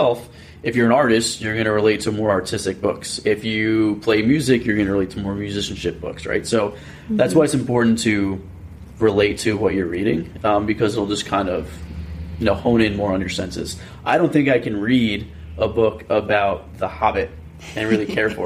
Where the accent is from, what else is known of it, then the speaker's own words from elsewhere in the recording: New Jersey, United States; I'm from Jersey